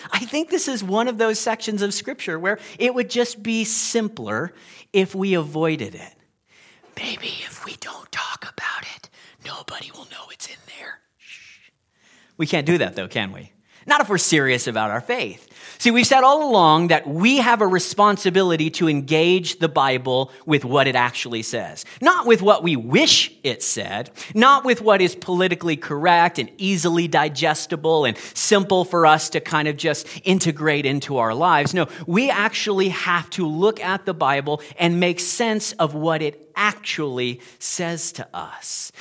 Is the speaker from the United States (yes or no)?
yes; United States; moved away; I'm American